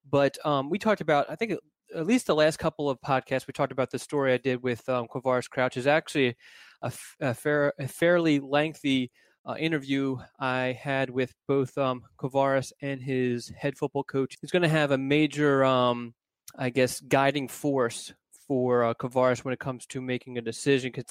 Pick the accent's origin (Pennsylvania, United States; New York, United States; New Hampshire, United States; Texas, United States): Pennsylvania, United States; Philadelphia; moved away; I grew up in Philadelphia